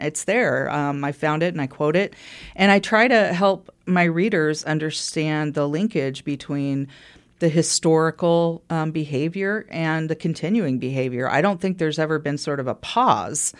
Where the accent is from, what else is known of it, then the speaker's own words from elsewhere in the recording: Wichita, Kansas, United States; also born or lived in Lawrence, Kansas; I grew up in Wichita